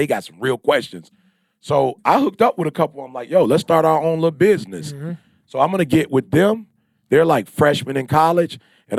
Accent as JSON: {"language": "English", "town": "Detroit", "region": "Michigan", "country": "United States", "said": "I'm from Detroit. We read 21 books a year. I'm from Detroit. We write books."}